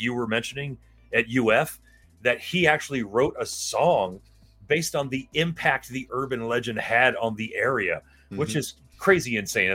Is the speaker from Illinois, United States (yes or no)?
no; Miami, Florida, United States; We growing up in Miami, Florida, like we did